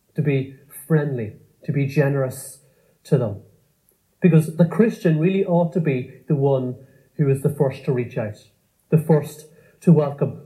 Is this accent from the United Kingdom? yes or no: no; Cavan, Ulster, Ireland; growing up in Cavan in the countryside on a farm